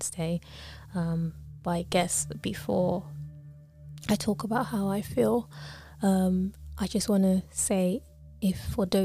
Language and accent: English; Lagos, Nigeria; now in United Kingdom; I was born in Lagos, Nigeria.